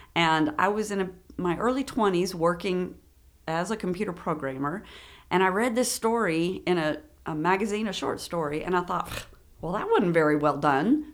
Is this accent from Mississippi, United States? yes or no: no; Frankfort, Kentucky, United States; also born or lived in Lexington, Kentucky; I was born in Frankfurt